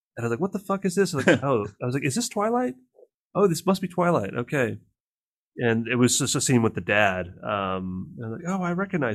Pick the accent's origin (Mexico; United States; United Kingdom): United Kingdom; I'm a British actor.